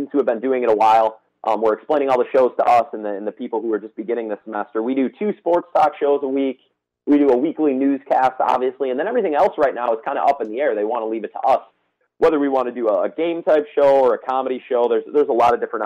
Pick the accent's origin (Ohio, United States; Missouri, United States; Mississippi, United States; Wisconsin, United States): Wisconsin, United States; Menomonie; also born or lived in La Crosse, Wisconsin; I grew up in Menominee, which is up by Eau Claire